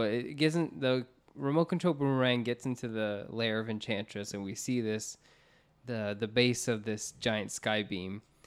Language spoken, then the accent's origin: English; Orlando, Florida, United States; We grew up in Orlando, Florida, where we had like Universal Studios